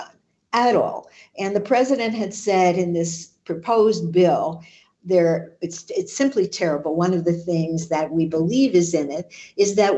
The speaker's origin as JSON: {"language": "English", "country": "United States", "said": "as an American"}